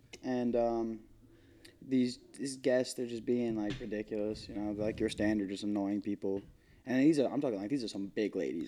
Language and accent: English; Massapequa, New York, United States; I'm third generation Massapequa. I grew up here. My dad grew up here. My grandfather was from here.